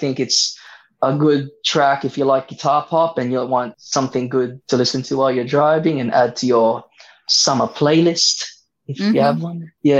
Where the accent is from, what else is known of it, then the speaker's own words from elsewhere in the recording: Philippines; I'm Filipino. I'm a 90s kid.